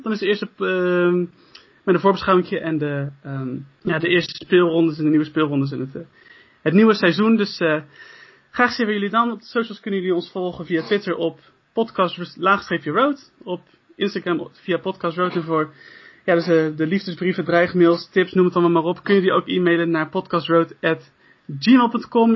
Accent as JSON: {"language": "Dutch", "country": "Netherlands", "said": "wij als als, ja, als Nederlanders"}